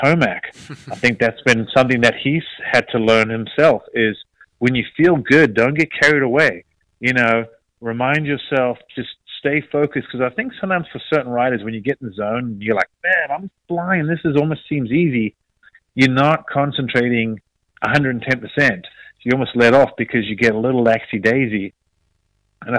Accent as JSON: {"language": "English", "country": "South Africa", "moved": "yes", "lives_now": "United States", "said": "I'm South African."}